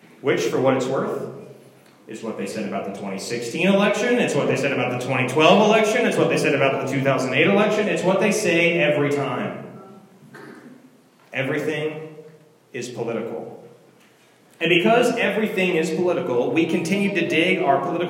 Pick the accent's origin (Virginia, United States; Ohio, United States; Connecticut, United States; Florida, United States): Virginia, United States; where we grew up in Virginia, what schools we went